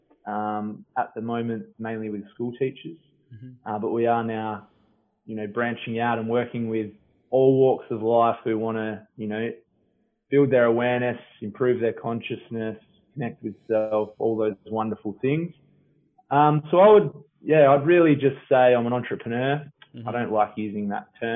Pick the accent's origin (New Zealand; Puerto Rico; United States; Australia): Australia; Bindoon, Western Australia; now in Yallingup, Australia; I grew up in Bindoon, Western Australia, a tiny little country town about an hour and a half northeast of Perth